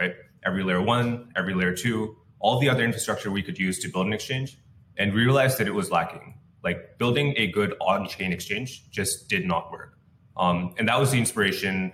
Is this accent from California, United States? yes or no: yes; Bay Area, California, United States; I grew up in the Bay Area